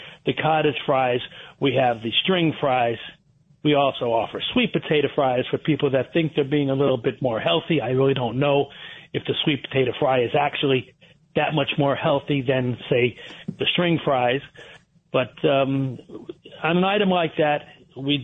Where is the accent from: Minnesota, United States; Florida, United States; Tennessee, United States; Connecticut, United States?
Connecticut, United States; Trumbull; I was raised in Trumbull, Connecticut